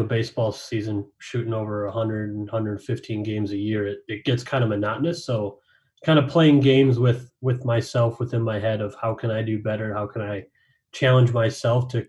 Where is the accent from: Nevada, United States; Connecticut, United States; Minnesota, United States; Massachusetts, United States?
Minnesota, United States; St. Cloud; I'm a Minnesota native, born and raised, grew up a Twins fan, grew up in St. Cloud, Minnesota